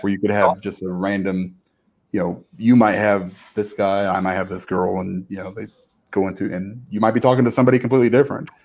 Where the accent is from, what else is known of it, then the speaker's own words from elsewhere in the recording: Chicago, Illinois, United States; I'm from Chicago